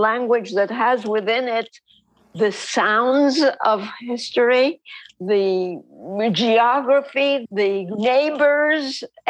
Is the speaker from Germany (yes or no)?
no; Izmir, Turkey; first language Ladino; English is a second language; moved away as an adult; also born or lived in St. Louis, United States / San Francisco Bay Area, United States / Netherlands / Israel; now in Dallas, United States; I grew up in Izmir, as you know, and we're totally Sephardic, and I grew up in a community where the language was Ladino.